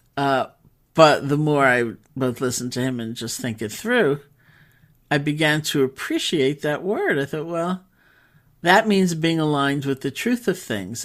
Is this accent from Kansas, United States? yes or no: no; New York City, New York, United States; also born or lived in Barre, Massachusetts; as a New Yorker